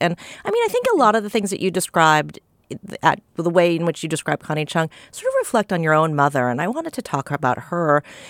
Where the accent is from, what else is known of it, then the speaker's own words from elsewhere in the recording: Southern California, United States; I grew up in Southern California